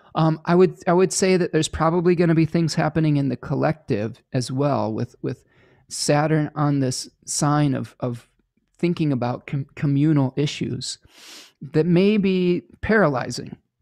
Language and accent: English; United States; to become multilingual as an American